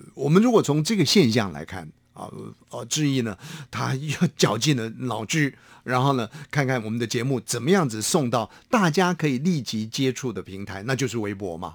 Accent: Hsinchu, Taiwan; 到了我的家乡，大概新竹

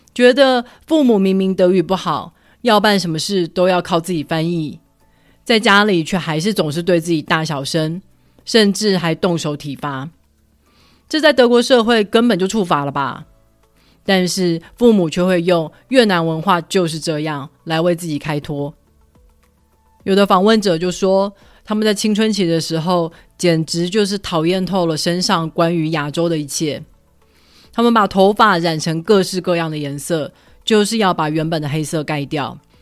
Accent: Taiwan; moved away as an adult; now in United States; 我那时候都还是很习惯我来自台湾

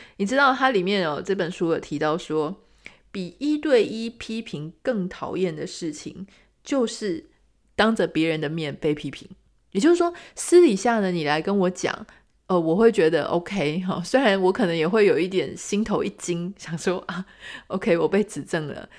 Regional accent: Taiwan; 我们台湾人

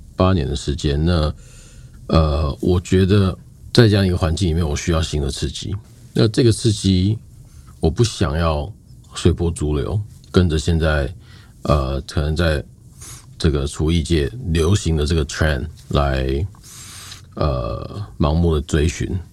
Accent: Taiwan; moved away as an adult; also born or lived in New Zealand / Australia; 我们这一代的台湾人

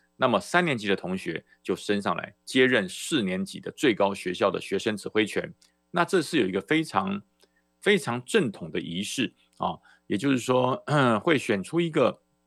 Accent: Taiwan; 中华民国在台湾，我来自台湾，我也不反对

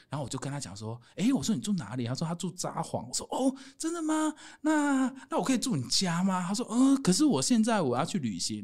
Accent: Taiwan; 我是台湾人

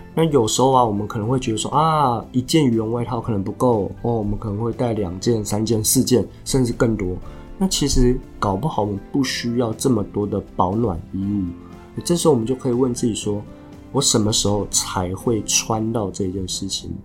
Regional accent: Taiwan; 我是台湾来的啊

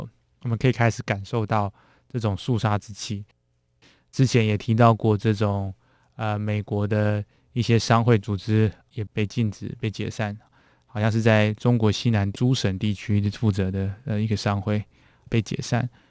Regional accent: Taiwan; 当然是给我们台湾人民非常亲切的感觉。

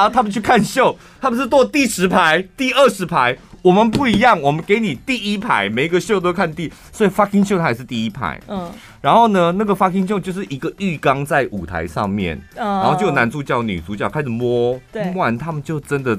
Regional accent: Taiwan; also born or lived in Taipei; 我台湾人呗。

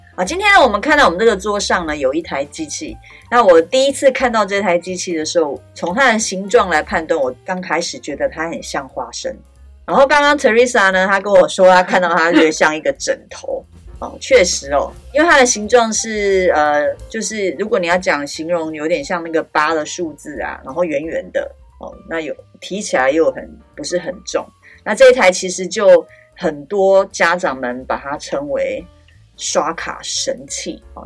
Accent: Taiwan; 我们台湾人

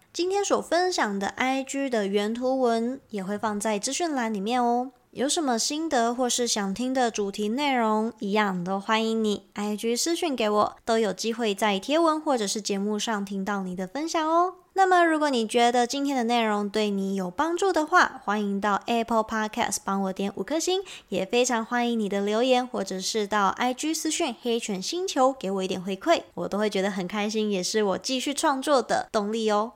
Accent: Taiwan; 光我们台语其实就分北中南三个地方的那个台语都不太一样了

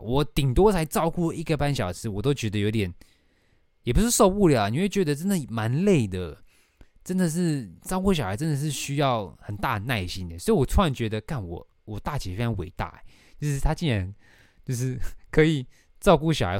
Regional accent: Taoyuan, Taiwan; now in Taipei, Taiwan; 我要回我的老家桃园

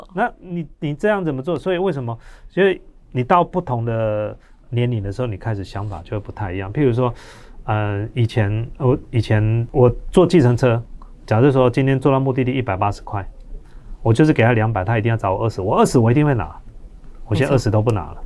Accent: Taiwan; 我们台湾人捐钱

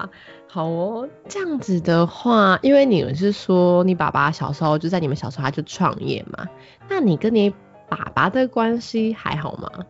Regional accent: Miaoli County, Taiwan; also born or lived in Banqiao / Hualien; 其实我小时候是在很小的时候，一开始是在板桥，长大以后就是嗯，大概是到要上幼稚园以后，我们就搬回来苗栗。因为毕竟板桥的物价什么真的其实真的比较高，所以那时候我们就搬回来苗栗。但是我的老家是在花莲。

